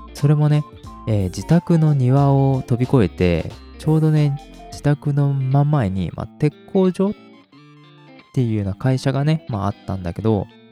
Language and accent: Japanese; Hiroshima, Japan; うち広島です